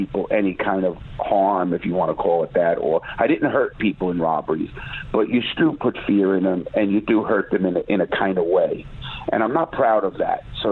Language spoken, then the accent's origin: English; New York City, New York, United States; I grew up in the Bronx. In Brooklyn, New York, and in New York City